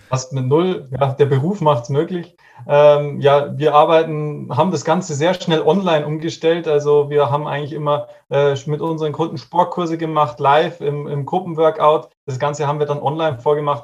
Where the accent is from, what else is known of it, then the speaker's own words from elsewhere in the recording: Regensburg, Bavaria, Germany; Ich komme aus Regensburg